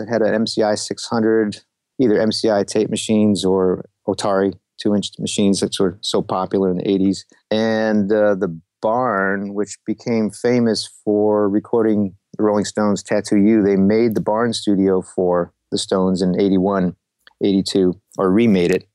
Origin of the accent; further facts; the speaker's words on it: Rochester, New York, United States; moved away as an adult; also born or lived in New England; now in Nashville, United States; I came from Rochester, New York. Left there to go to school in New England.